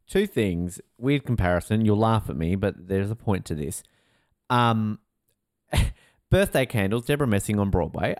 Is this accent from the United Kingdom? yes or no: no; Australia; also born or lived in New York; as an Australian